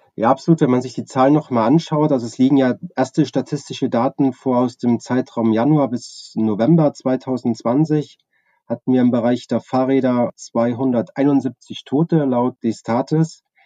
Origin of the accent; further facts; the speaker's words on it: Chemnitz, Saxony, Germany; Ich bin 1982 in Chemnitz geboren